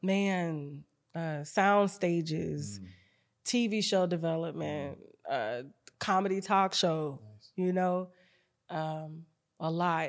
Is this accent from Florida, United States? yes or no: yes; Panama City, Florida, United States; growing up in Panama City, Florida